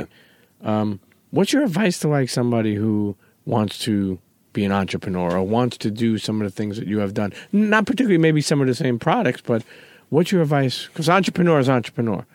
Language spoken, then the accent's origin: English; New York, United States; growing up in New York